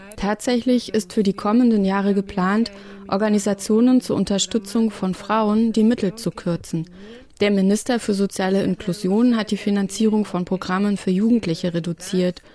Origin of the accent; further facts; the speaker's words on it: El Salvador; Ich bin aus El Salvador.